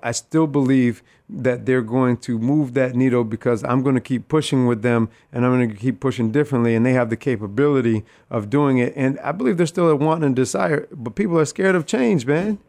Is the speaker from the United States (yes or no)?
yes; Rochester, New York, United States; I am born and raised here in Rochester, New York, uh, right from the east side of the city